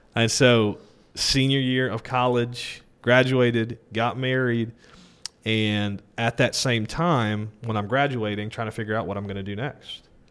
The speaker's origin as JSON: {"language": "English", "town": "Denham Springs", "region": "Louisiana", "country": "United States", "tie": "born or raised there", "also_born_or_lived": "New Orleans, Louisiana / Greenville, South Carolina", "said": "we settled in Denham Springs"}